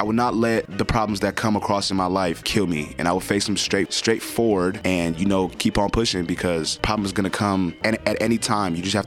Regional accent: Denver, Colorado, United States; also born or lived in Nigeria; I was born there. I left when I was 8 because of war

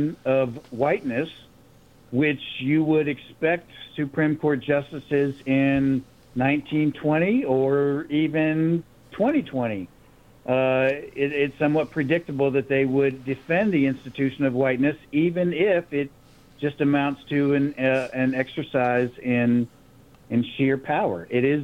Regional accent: the South, United States; now in San Antonio, United States; as a white person with a white family that grew up in the South

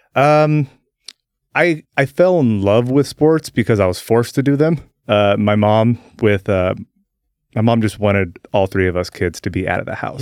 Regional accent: Salem, Oregon, United States; also born or lived in Turner; I was born here in Salem. Uh, I've lived here my entire life, uh, just outside of Salem in Turner

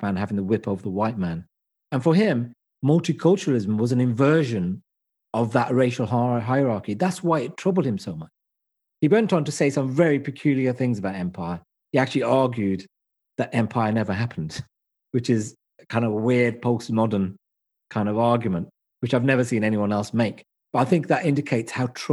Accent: United Kingdom; I am British as I am Asian.

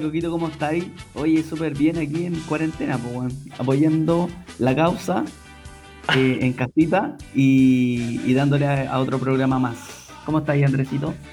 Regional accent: Chile; Somos muy chilenos

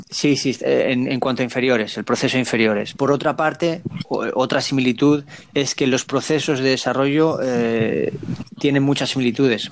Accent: Spain; moved away as an adult; also born or lived in United States; now in Montevideo, Uruguay

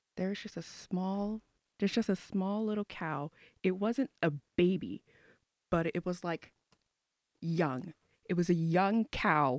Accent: Houston, Texas, United States; I'm from Houston, Texas

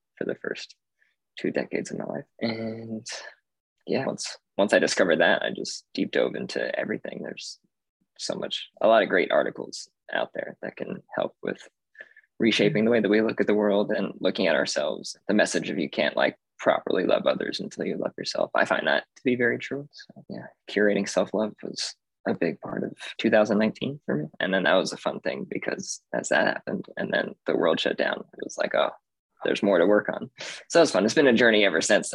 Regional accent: Las Vegas, Nevada, United States; I am from Vegas, originally born and raised.

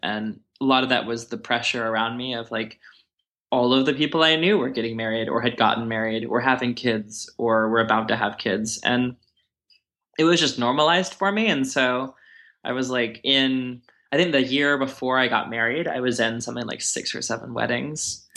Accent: Texas, United States; moved away as an adult; I'm used to from Texas

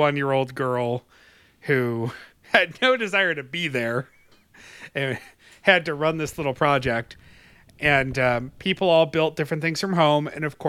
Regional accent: Webster, New York, United States; born or raised there

